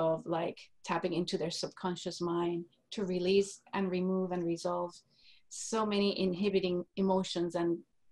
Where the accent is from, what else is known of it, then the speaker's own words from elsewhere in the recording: Puerto Rico; moved away as an adult; now in Texas, United States; I am a native from Puerto Rico, a little tiny island in the Caribbean, was born and raised there until I got married